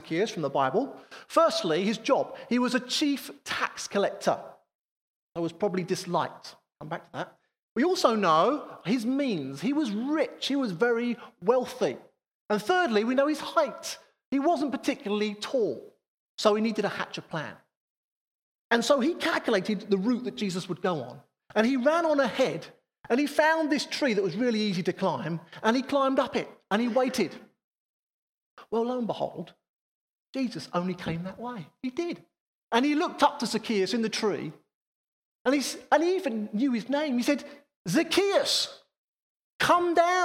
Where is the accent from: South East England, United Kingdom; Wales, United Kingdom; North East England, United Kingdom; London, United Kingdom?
London, United Kingdom; Harrow; I was fortunate enough to work in the centre of town. My offices were right there in the centre of Harrow